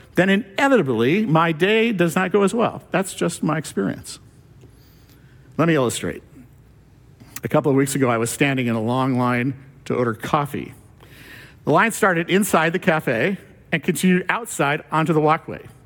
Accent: California, United States; moved away; I'm from California

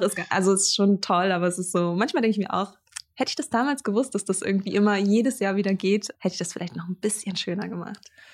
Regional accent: Greifswald, Mecklenburg-Vorpommern, Germany; in meiner Heimatstadt ähm, äh, in Greifswald

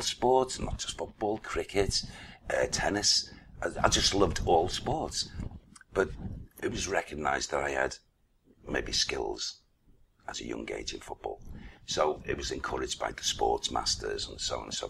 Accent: Liverpool, North West England, United Kingdom; I was born in, actually, Liverpool, in Brasenose Road, which is, like, you know, virtually the waterfront

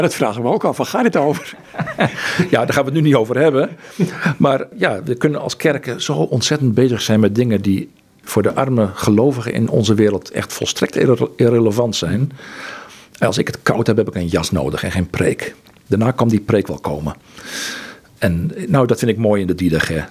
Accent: Netherlands; moved away; also born or lived in Egypt; wat ik gewend was als Nederlander

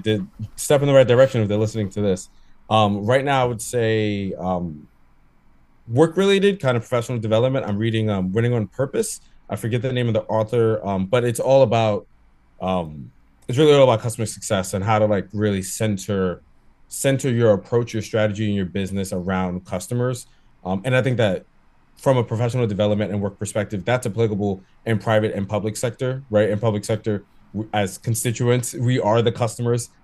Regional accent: New York City, New York, United States; I grew up in Brooklyn. I did grow up in Bushwick

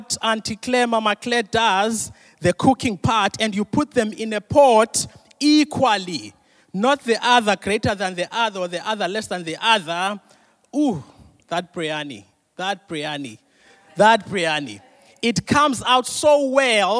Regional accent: Mthatha, Eastern Cape, South Africa; I'm from Mtata.

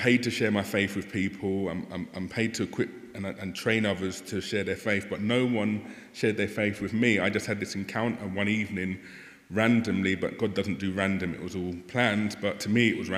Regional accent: London, United Kingdom; also born or lived in Thornton Heath / Croydon; I was born and raised in the safer side of London, over in the south, in West Norwood

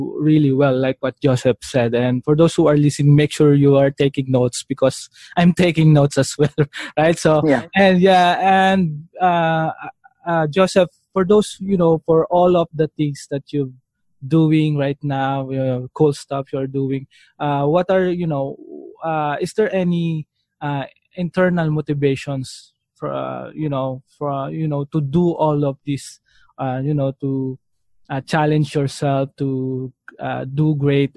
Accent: Philippines; as a Filipino

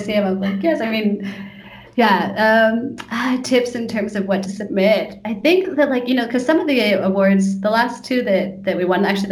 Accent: Santa Cruz, California, United States; I'm from California, from a place called Santa Cruz.

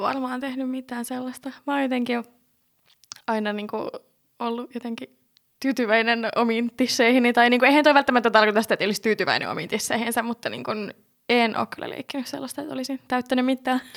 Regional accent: Jyväskylä, Central Finland, Finland; moved away; mä oon alun perin siis Jyväskylästä kotoisin

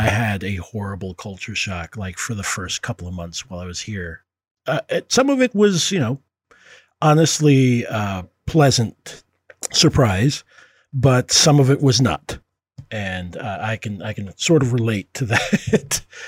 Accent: Puerto Rico; now in United States; I can't really cop to being a full immigrant because I came here from Puerto Rico

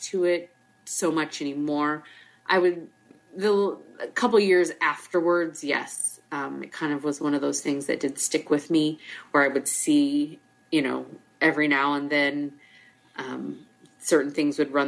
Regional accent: Iowa, United States; moved away as an adult; now in Fort Myers, United States; I am born and raised in Iowa

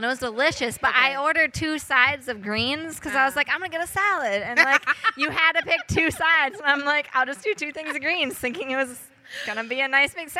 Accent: Minnesota, United States; I'm from Minnesota

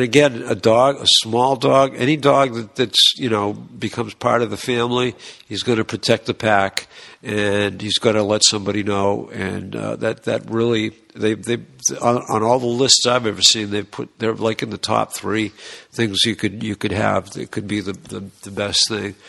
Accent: Boston, Massachusetts, United States; we're from Boston

